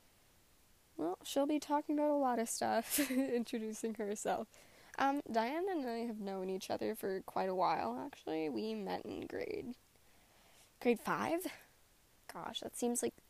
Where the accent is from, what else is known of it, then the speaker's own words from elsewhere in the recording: Canada; I am a Canadian writer.